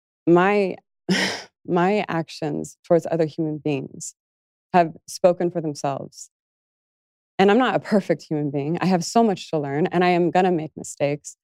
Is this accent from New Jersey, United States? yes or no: no; Las Vegas, Nevada, United States; growing up in Las Vegas